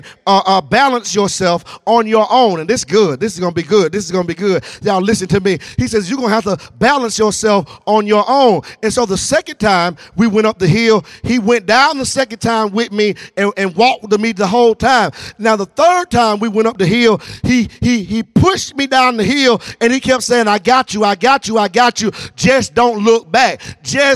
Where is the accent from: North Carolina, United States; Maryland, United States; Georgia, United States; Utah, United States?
Georgia, United States; Newnan; I'm from Noonan, Georgia. Y'all know real down there on the dirt road.